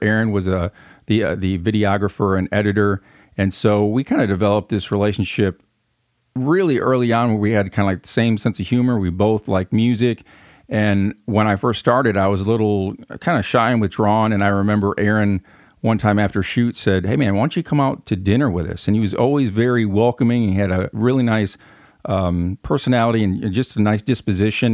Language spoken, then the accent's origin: English; Flint, Michigan, United States; accent: northern twang; moved away as an adult; now in Union City, United States; I was born and raised in Flint, Michigan